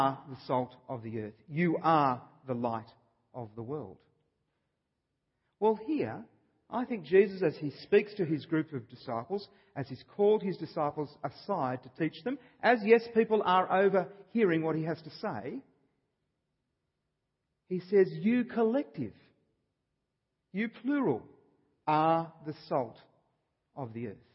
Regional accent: Australia; I'm an Australian. I was born here

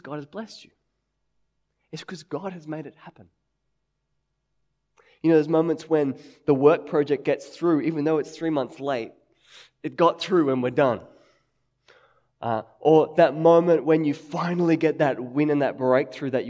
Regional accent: Sydney, New South Wales, Australia; growing up in Sydney

